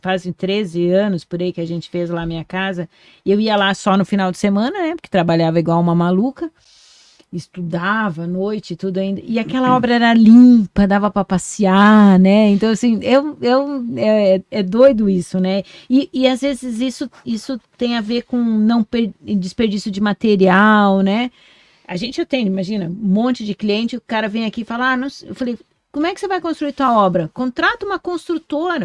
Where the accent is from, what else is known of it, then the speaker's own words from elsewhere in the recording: Foz do Iguaçu, Paraná, Brazil; Eu sou nascida em Foz, sou bairrista pra caramba